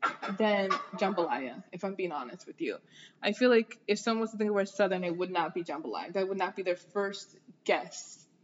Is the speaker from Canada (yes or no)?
no; Jamaica; now in United States; gonna go with Jamaica because I already know.